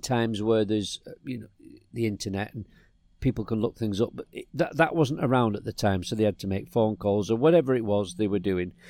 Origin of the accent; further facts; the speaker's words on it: England, United Kingdom; I was from England